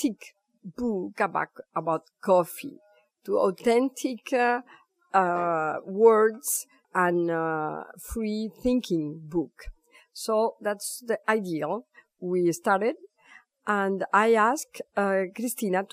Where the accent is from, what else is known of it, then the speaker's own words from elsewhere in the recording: Guatemala; moved away as an adult; now in France; I was born in Guatemala, and I was ambassador of my country in France